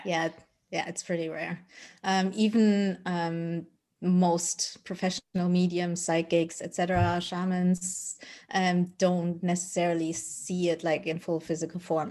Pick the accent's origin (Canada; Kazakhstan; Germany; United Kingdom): Germany; also born or lived in Colombia; I was adopted by my parents who are Dutch, and then I grew up in Germany.